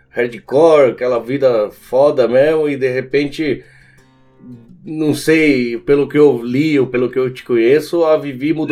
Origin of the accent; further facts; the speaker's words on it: Argentina; E um abraço pra sua esposa, conterrânea, sou argentino também.